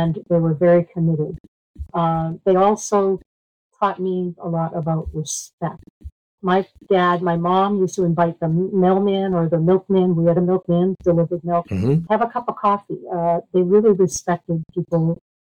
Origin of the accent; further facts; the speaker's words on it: Tewksbury, Massachusetts, United States; I grew up in Massachusetts in Tewksbury